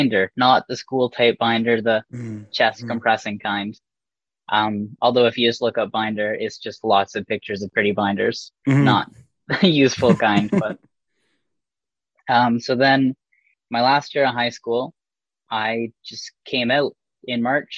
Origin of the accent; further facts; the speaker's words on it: Port Sydney, Ontario, Canada; growing up in Port Sydney, little blip of 800 people